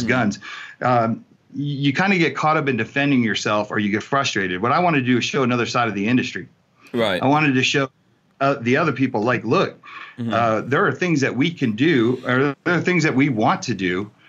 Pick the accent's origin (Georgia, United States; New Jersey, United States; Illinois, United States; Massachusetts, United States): New Jersey, United States; also born or lived in California; I grew up in New Jersey and I grew up in in California.